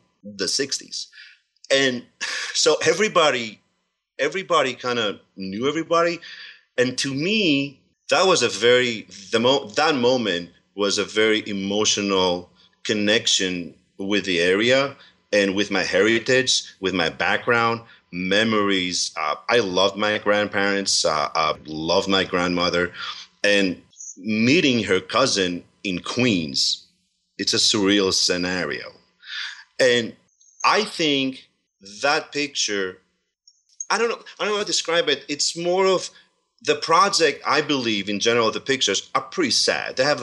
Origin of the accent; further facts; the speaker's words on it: Servia, Kozani, Western Macedonia, Greece; now in Pennsylvania, United States; I was born there